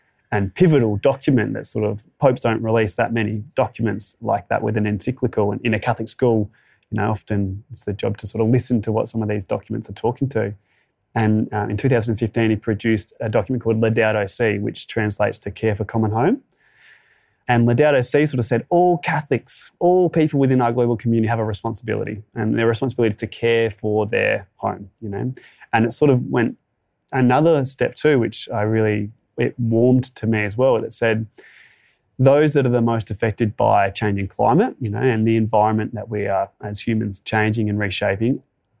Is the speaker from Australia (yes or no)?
yes; Tantanoola, South Australia, Australia; now in Mount Gambier, Australia; I grew up in an even smaller little community called Tantanola